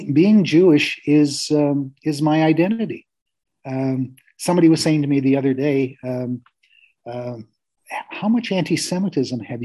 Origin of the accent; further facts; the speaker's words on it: Canada; I'm happy in my space as a Jew and as a Canadian.